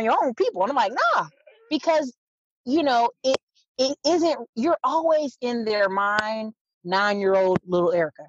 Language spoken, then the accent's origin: English; Fayetteville, North Carolina, United States; also born or lived in Alaska; I tell people I'm from Fayetteville, even though I'm a military kid, I live in Alaska, live other places. I say Fayetteville, North Carolina